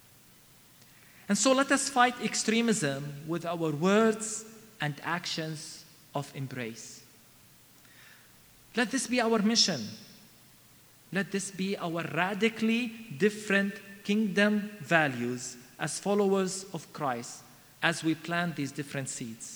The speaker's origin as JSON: {"language": "English", "country": "Palestine", "also_born_or_lived": "Bethlehem", "said": "I come to you from Palestine, a wounded and troubled land."}